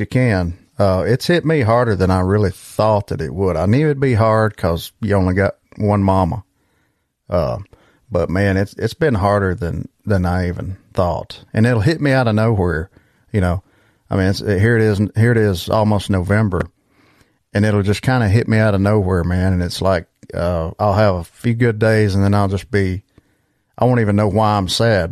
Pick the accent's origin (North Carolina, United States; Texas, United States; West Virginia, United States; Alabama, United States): Alabama, United States; Geraldine; I'm from a small town in Alabama too